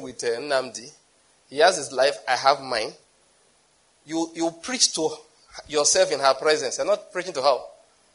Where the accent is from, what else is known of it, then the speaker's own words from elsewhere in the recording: Nigeria; I'm a Nigerian